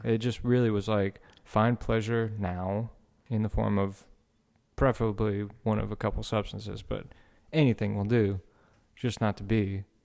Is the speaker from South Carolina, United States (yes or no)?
no; Houma, Louisiana, United States; also born or lived in Metairie, Louisiana; Born in Metairie, grow, grew up in Homa, Louisiana